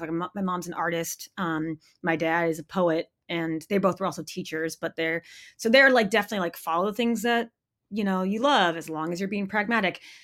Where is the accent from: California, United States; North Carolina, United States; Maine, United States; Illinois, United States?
Maine, United States; moved away; I grew up in Maine in a really small town.